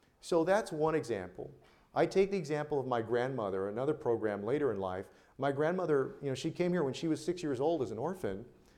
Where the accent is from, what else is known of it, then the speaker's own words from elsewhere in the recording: South Texas, United States; I'm from South Texas